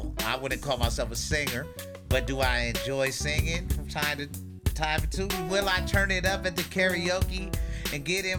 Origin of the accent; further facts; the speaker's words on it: Philadelphia, Pennsylvania, United States; moved away as an adult; also born or lived in Spokane, Washington; now in Los Angeles, United States; I grew up in Philly, so that little open mic, live musicianship shit, like, that's the thing that gets me inspired